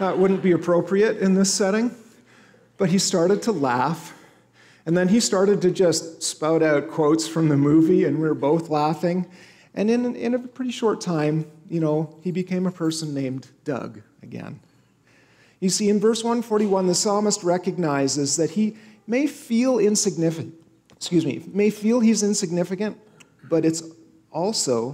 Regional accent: Canada; now in United States; my home country of Canada

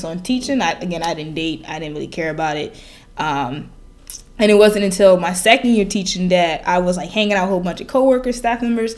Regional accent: Chicago, Illinois, United States; moved away; I'm from Chicago

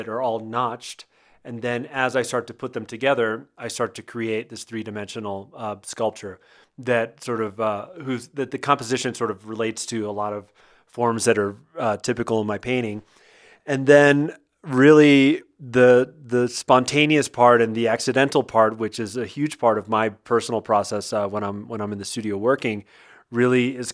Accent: Miami, Florida, United States; as a kid growing up in Miami, I grew up, you know, going to the beach

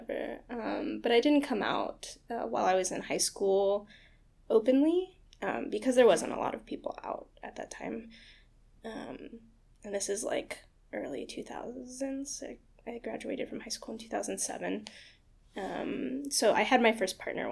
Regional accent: Houston, Texas, United States; moved away as an adult; also born or lived in Austin, Texas; now in New York City, United States; I'm from outside of Houston. I was born in Houston, Texas, and I grew up just kind of like on the outsides of it

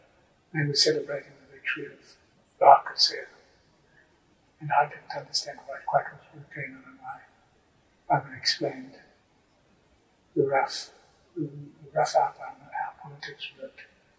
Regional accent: England, United Kingdom; born there; And I was born in England, and I was strong South African connections.

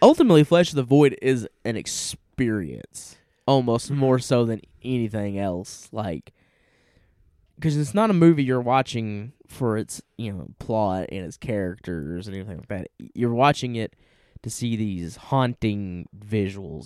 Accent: Tennessee, United States; we're from Tennessee

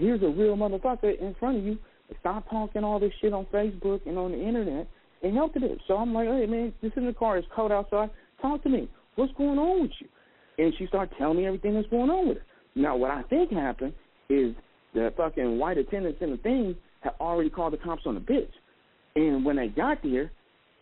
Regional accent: Oakland, California, United States; now in Las Vegas, United States; I'm a nigga from Oakland.

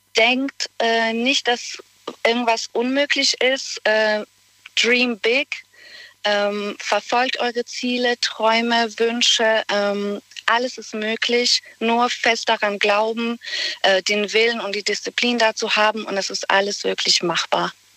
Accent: Bosnia & Herzegovina; German is a second language; moved away as an adult; now in Germany; Und da habe ich 18 Jahre lang in Bosnien gelebt

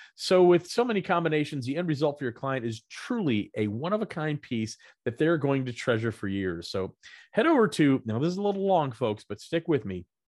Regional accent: the South, United States; Growing up in the South

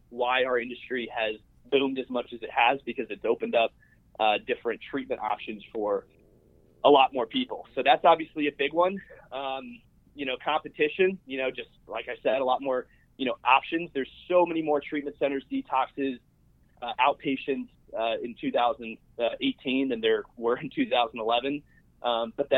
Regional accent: South Florida, United States; I'm born and raised in South Florida, currently live in historic district in downtown West Palm Beach

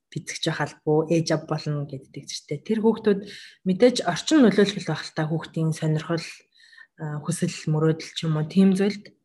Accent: Mongolia; moved away as an adult; now in Japan

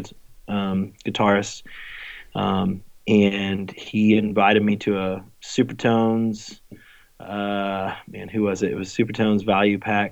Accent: Greenville, South Carolina, United States; moved away as an adult; also born or lived in Florida; now in Southern California, United States; Grew up there pretty much in right outside Greenville, South Carolina, from 5 to 19, basically.

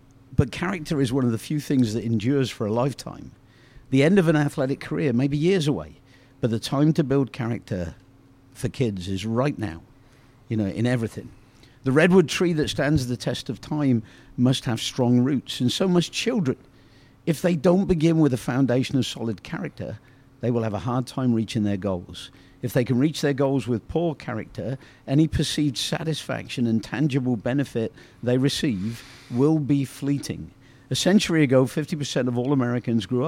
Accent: Oxford, South East England, United Kingdom; I grew up in Oxford, England

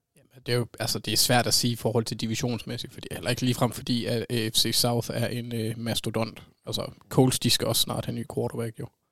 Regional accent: Jutland, Denmark; Jeg er jyde

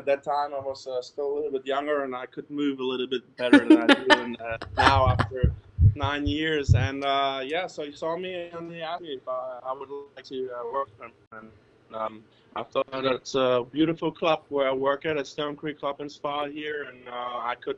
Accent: Berlin, Germany; moved away as an adult; also born or lived in Spain / New Orleans; now in Covington, United States; I was born and raised in Berlin, Germany.

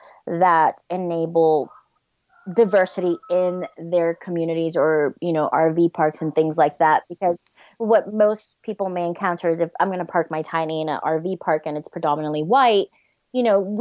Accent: New York, United States; moved away as an adult; now in Tennessee, United States; I grew up in New York.

